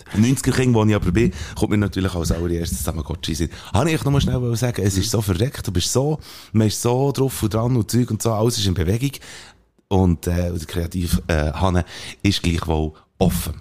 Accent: Belp, Bern, Switzerland; das Belt, wo ich aufgewachsen bin

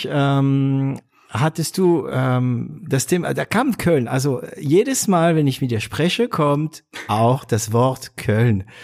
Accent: northern France, France; accent: northern French Patois; German is a second language; now in Swabia, Germany; ich kann mein Dialekt richtig, meine Oma äh, konnte kein Französisch, sie konnte nur ähm, Patois, also dieses nordfranzösisches Dialekt. Ich kann super, also super, ich kann es und ich verstehe es und spreche es

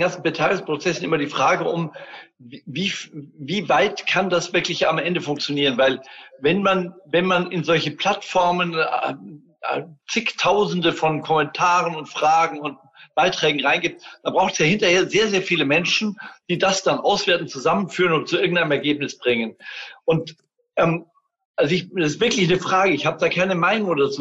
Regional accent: Germany; bei uns in Deutschland

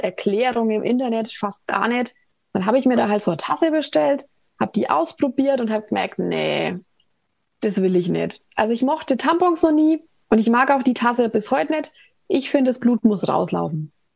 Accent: Ansbach, Bavaria, Germany; aus Ansbach

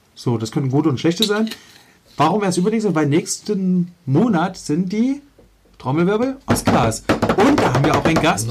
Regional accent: Leipzig, Saxony, Germany; ich bin in Leipzig-Reutnitz aufgewachsen

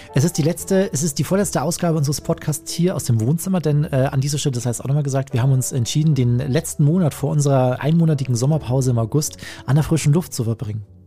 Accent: Chiemsee, Bavaria, Germany; in meine Heimat, in den Chiemsee, ans Sonnendeck Chieming

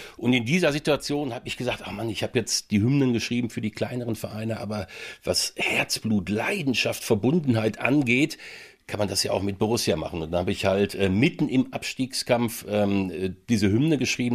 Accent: Werne, North Rhine-Westphalia, Germany; also born or lived in Essen; Ich bin in, äh, in Essen geboren, ich bin in Werne groß geworden. Da bin ich also mit vier Jahren mit meinen äh, Eltern und meinen Brüdern äh, hingekommen

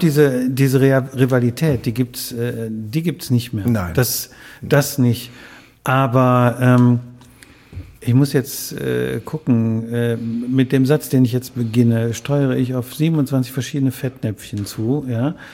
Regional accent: Wuppertal, North Rhine-Westphalia, Germany; in Barmen. Born and raised

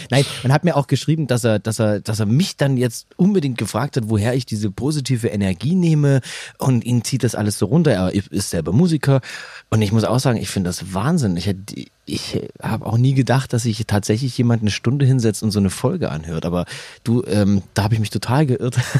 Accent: Saxony, Germany; born or raised there; accent: Saxon; moved away

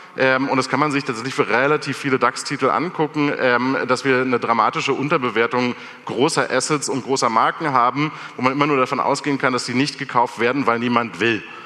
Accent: Germany; als Deutsche

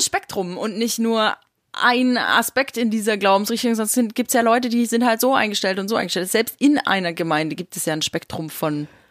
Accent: East Germany, Germany; ich bin noch in der DDR geboren

